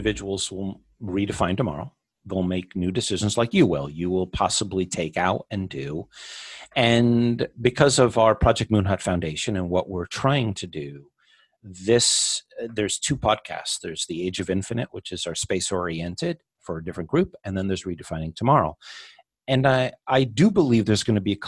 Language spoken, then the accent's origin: English; United States; being an American